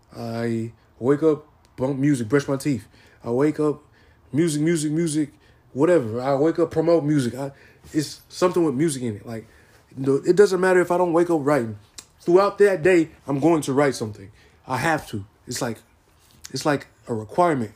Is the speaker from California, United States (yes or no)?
yes; San Diego, California, United States; moved away; also born or lived in Arkadelphia, Arkansas; I am born from San Diego, California. I was half raised in Arkadelphia, Arkansas. So I I say like San Diego's my hometown, but Arkansas is also my hometown as well.